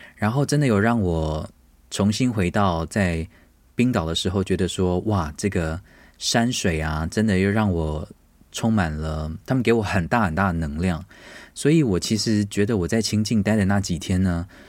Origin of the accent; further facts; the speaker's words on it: Taiwan; also born or lived in United States; 因为我是台湾人